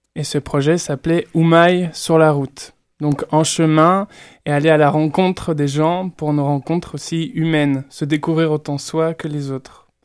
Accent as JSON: {"language": "French", "area": "Burgundy", "region": "Bourgogne-Franche-Comté", "country": "France", "said": "Je viens de Bourgogne en plus, donc j'ai un certain rapport au vin"}